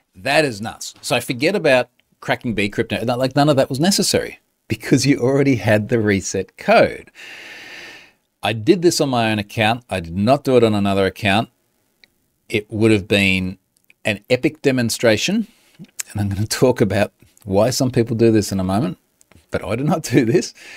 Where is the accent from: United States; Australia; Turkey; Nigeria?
Australia; I'm Australian